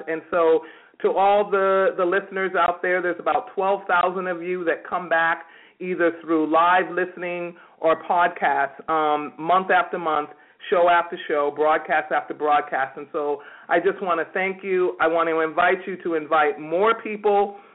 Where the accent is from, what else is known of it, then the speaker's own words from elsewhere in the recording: New York, United States; now in California, United States; I'm a native New Yorker